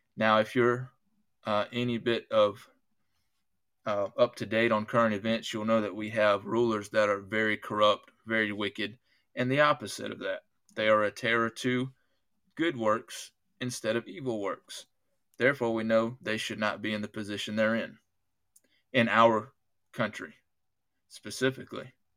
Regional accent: United States; I'm an American, I was an American before I was a Christian

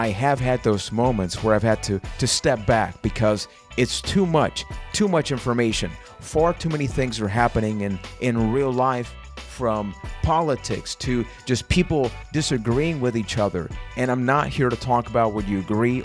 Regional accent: Puerto Rico; English is a second language; I am from Puerto Rico

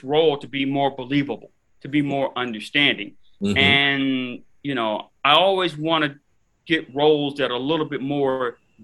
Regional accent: Miami, Florida, United States; I'm in Miami, born and raised. I grew up here

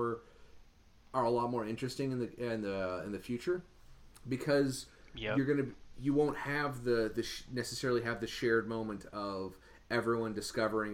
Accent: Canada; We're both Canadian

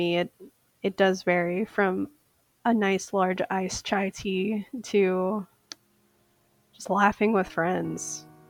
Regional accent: St. Paul, Minnesota, United States; I am from St. Paul, Minnesota.

